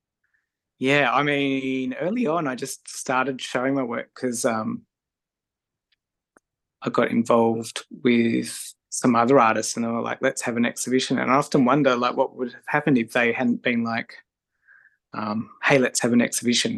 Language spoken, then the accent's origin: English; Tasmania, Australia; also born or lived in Melbourne